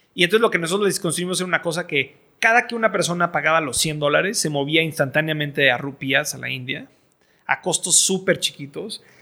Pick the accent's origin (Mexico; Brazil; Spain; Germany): Mexico; also born or lived in Boston; soy, mexicano, estoy educado en el extranjero